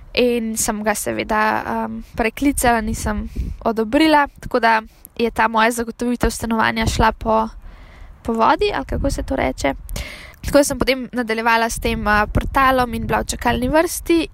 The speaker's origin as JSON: {"language": "Slovenian", "country": "Slovenia", "said": "kot slovenec"}